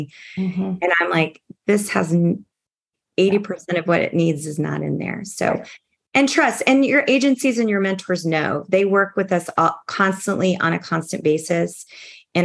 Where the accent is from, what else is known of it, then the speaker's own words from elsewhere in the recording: Kansas, United States; in Kansas, I'm very proud of my home state